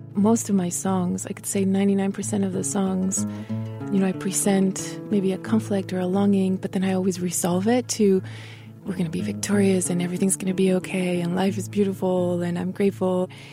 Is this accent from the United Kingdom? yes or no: no; Mexico; first language Spanish; English is a second language; moved away; also born or lived in Torreoncitos, Chihuahua; I am here in my dear, dear homeland, Mexico